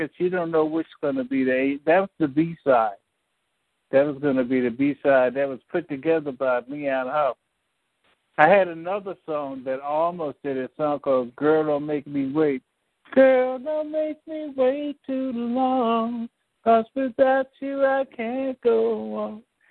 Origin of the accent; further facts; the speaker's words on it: Philadelphia, Pennsylvania, United States; a place it's called Penn's Landing now